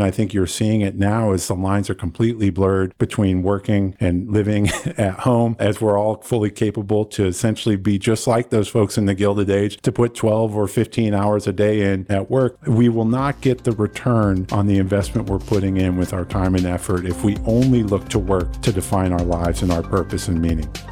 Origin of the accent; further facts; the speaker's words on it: Iowa, United States; I was born and raised in Iowa